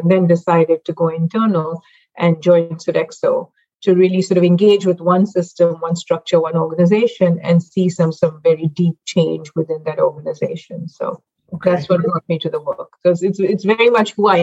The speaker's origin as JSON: {"language": "English", "town": "Mumbai", "region": "Maharashtra", "country": "India", "tie": "born or raised there", "moved": "yes", "lives_now": "United States", "said": "I actually grew up in Mumbai, India"}